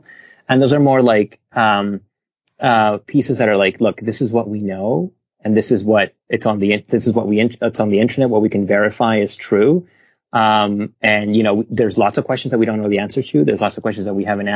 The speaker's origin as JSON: {"language": "English", "country": "Venezuela", "tie": "born or raised there", "moved": "yes", "said": "I'm from Venezuela. I grew up there and I have a lot of family there."}